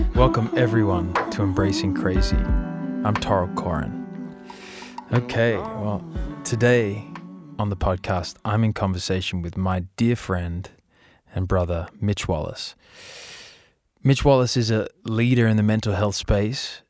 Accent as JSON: {"language": "English", "country": "Australia", "said": "we're Australian"}